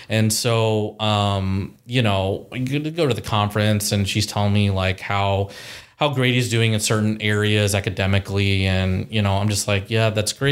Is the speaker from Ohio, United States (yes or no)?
yes; Columbus, Ohio, United States; also born or lived in Chicago / Powell, Ohio / Dublin, Ohio; born and raised in Columbus, Ohio.